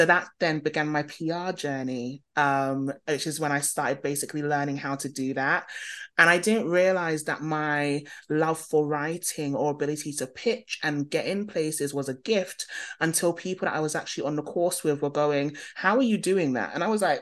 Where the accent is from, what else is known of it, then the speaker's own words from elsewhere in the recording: London, United Kingdom; you can probably hear from my accent, born and bred in London.